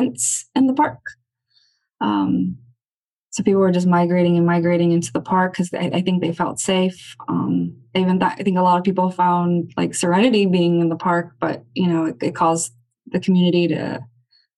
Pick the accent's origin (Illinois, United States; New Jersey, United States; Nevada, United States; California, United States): California, United States; Los Angeles; I'm born and raised here right outside downtown LA. So, you know, I grew up hanging out around Skid Row